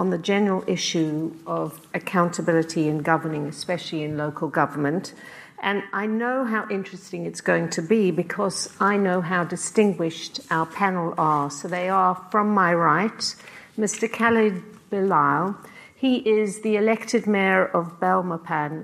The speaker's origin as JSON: {"language": "English", "country": "South Africa", "tie": "born or raised there", "also_born_or_lived": "Britain", "moved": "yes", "lives_now": "United Kingdom", "said": "I'm a South African-born playwright and novelist who, although I've lived most of my life in Britain, still feels very strong bonds to my mother country."}